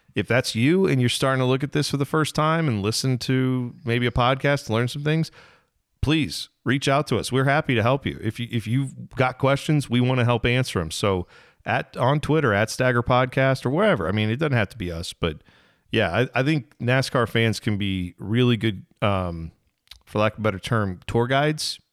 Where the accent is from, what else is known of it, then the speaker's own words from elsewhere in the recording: Midwest, United States; we're from the Midwest